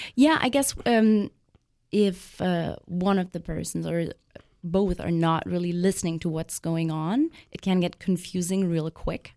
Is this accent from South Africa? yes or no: no; Germany; I'm actually from Germany